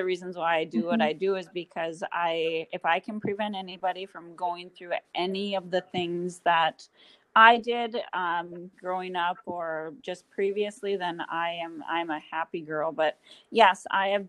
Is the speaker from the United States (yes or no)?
yes; Grand Forks, North Dakota, United States; I'm born and raised in Grand Forks, North Dakota, and that's currently where I still reside